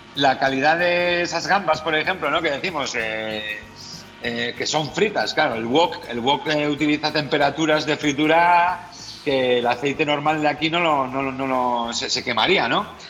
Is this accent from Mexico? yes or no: no; Vitoria-Gasteiz, Basque Country, Spain; moved away as an adult; also born or lived in Beijing, China / Hong Kong / Barcelona / Zaragoza; como medio vasco y gasteiztarra